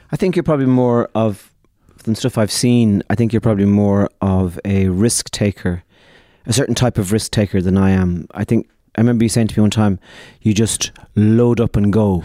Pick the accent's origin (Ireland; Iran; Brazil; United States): Ireland; We are a people, the Irish